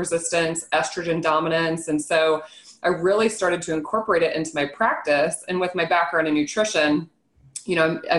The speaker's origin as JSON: {"language": "English", "region": "Nebraska", "country": "United States", "tie": "born or raised there", "said": "I'm born and raised in Nebraska"}